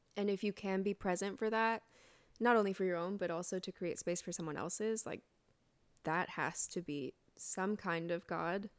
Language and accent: English; Colorado Springs, Colorado, United States; I grew up in Colorado Springs, Colorado, which is called the evangelical capital of the United States, actually